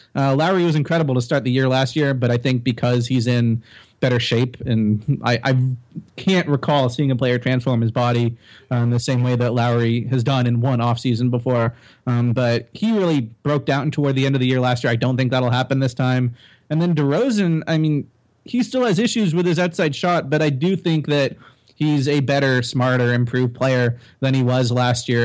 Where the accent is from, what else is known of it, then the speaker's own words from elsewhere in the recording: Toronto, Ontario, Canada; raised, not born, okay. but raised here